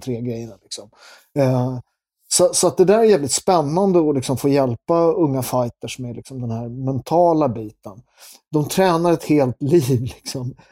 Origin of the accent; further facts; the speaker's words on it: Sweden; Jag är från Sverige.